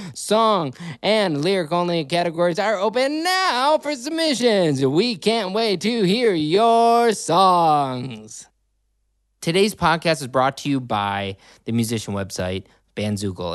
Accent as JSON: {"language": "English", "town": "Riverwoods", "country": "United States", "tie": "born or raised there", "said": "I grew up in River Woods"}